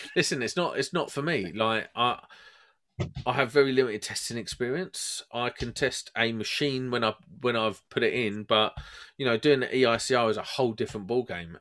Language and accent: English; Croydon, London, United Kingdom; I'm from Croydon